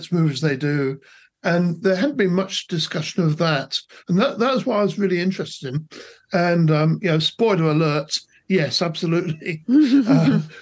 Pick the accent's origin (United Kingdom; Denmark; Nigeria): United Kingdom; England; now in Australia; I grew up in England, as you can probably tell from my accents, although I've spent most of my life in Australia, in fact.